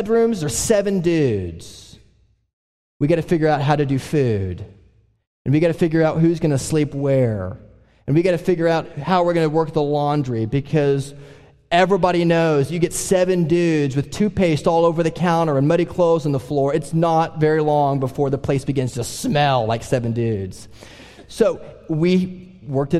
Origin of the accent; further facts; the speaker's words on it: Oklahoma, United States; we're all from Oklahoma